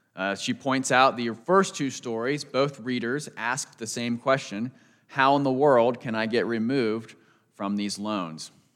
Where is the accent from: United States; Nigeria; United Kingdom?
United States; growing up outside Washington, D C